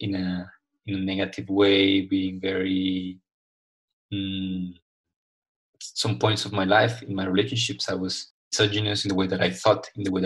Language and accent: English; Colombia; I was raised and I grew up in Colombia, South America